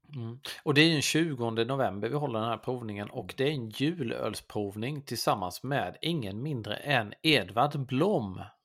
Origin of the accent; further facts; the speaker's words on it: Blekinge, Sweden; Jag kommer ju från Blekinge